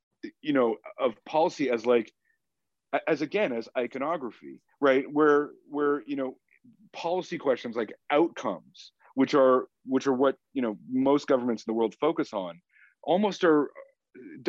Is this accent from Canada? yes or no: yes; Canada; I'm a Canadian and I'm a proud Canadian